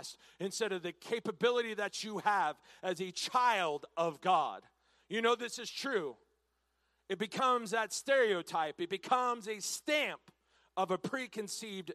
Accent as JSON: {"language": "English", "region": "Washington", "country": "United States", "tie": "born or raised there", "moved": "yes", "lives_now": "Texas, United States", "said": "I'm born and raised in Washington State. Now, I came to Texas as soon as I could"}